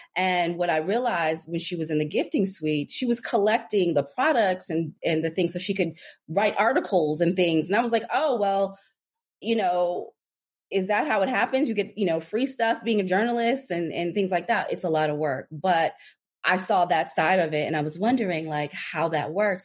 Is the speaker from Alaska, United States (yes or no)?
yes; Anchorage, Alaska, United States; moved away as an adult; also born or lived in Washington, D.C. / Los Angeles; I grew up in Anchorage, Alaska